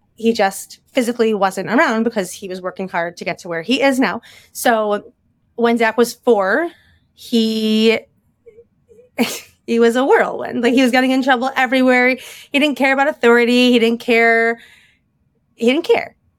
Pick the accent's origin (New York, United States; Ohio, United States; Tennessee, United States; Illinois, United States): Illinois, United States; Chicago; moved away as an adult; also born or lived in Bala Cynwyd, Pennsylvania / Lower Merion, Pennsylvania; now in Philadelphia, United States; I was born and raised in Chicago